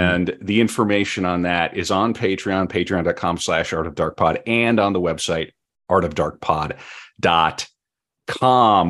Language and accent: English; North Dakota, United States; growing up in North Dakota